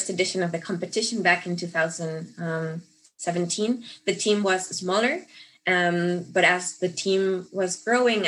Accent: Mexico; moved away as an adult; now in Munich, Germany; I'm originally from Mexico

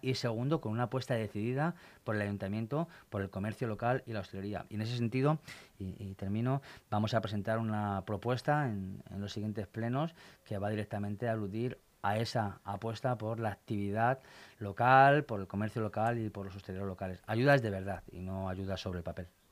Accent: Torrejón de Ardoz, Community of Madrid, Spain; Yo nací en Torrejón, sigo viviendo en Torrejón y estoy desarrollando mi vida y mi familia en Torrejón

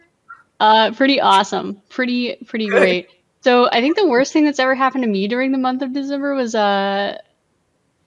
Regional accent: Georgia, United States; I grew up in like the South also. I grew up in Georgia.

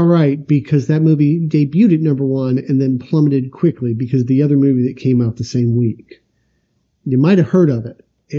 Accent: Edmonton, Kentucky, United States; born or raised there; also born or lived in Indianapolis, Indiana

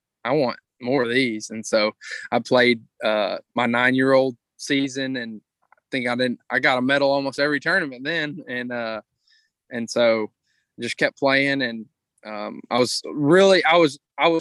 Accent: Crockett, Texas, United States; I'm from Crockett, and we have a little 9-hole course just out of town

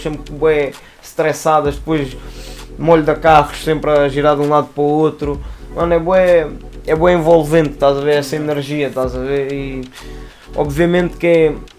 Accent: Lisbon, Portugal; also born or lived in Torres Vedras; originalmente eu sou da Lisa. Tipo, nasci cá e morei os meus dois primeiros anos da minha vida

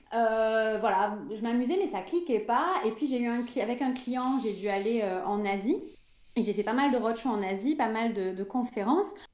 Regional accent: France; je suis française

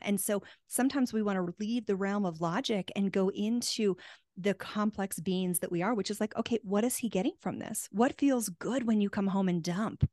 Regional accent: Tucson, Arizona, United States; moved away; I'm from Tucson originally, and we have the Gem and Mineral Show there

